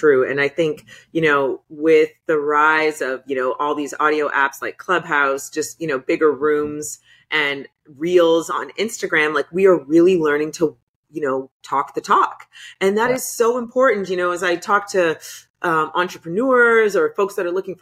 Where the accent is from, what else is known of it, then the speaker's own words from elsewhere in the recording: Canada; I'm from Canada, so it's a little bit further north